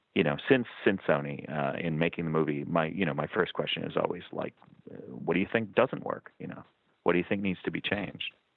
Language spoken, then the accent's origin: English; Lexington, Massachusetts, United States; moved away as an adult; also born or lived in Amherst, Massachusetts / Somerville, Massachusetts; now in Southern California, United States; I, I grew up in Lexington, Massachusetts